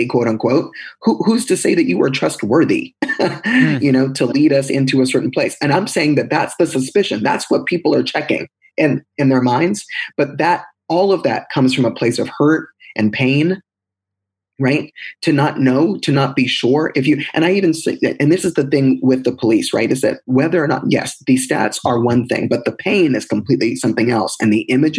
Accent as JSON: {"language": "English", "country": "United States", "said": "I am an American"}